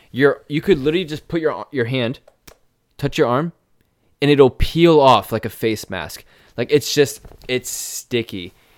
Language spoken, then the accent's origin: English; Fort Myers, Florida, United States; You know, Blake and I grew up in the Southwest Florida, like Fort Myers / Estero area, kind of our whole life.